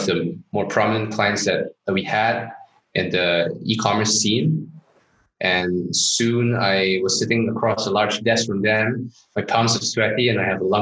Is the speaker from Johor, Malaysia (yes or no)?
yes; Johor Bahru, Johor, Malaysia; moved away; also born or lived in Singapore; As a kid, I grew up in Johor Bahru, Malaysia, just across the causeway